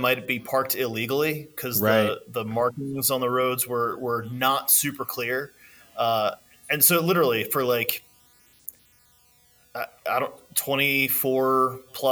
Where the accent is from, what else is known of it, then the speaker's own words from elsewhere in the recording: the East, East Coast, United States; an Easterner